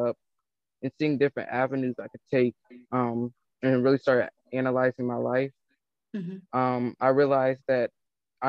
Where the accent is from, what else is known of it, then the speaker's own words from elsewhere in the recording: Atlanta, Georgia, United States; I'm from Atlanta, Georgia.